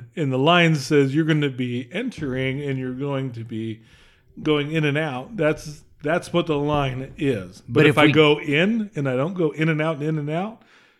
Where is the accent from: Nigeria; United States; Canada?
United States; Utah; We're from Utah, obviously. I'm pretty sure.